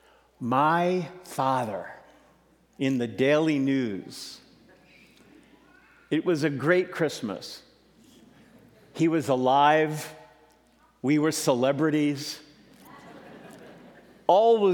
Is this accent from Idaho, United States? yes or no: no; New York City, New York, United States; I'm originally from Brooklyn, New York